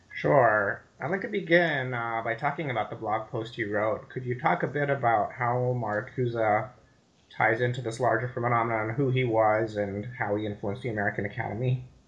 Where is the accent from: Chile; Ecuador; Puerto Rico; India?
India; moved away as an adult; now in United States; I grew up in India, so I went to high school there and I went to, came to America for college